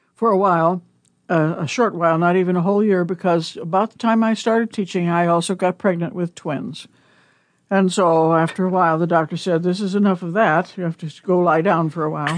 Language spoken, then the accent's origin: English; Omaha, Nebraska, United States; moved away as an adult; also born or lived in Iowa / North Carolina; I was born in Omaha and grew up here